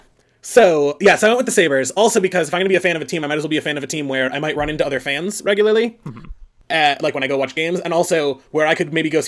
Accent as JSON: {"language": "English", "town": "Chicago", "region": "Illinois", "country": "United States", "moved": "yes", "lives_now": "Buffalo, United States", "said": "I live in Buffalo. And the other team that makes sense would have been the Blackhawks, because I'm from Chicago."}